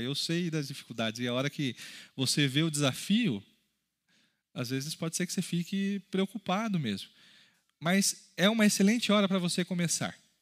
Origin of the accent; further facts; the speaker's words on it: Brazil; Nós, como brasileiros, por exemplo, temos um país muito rico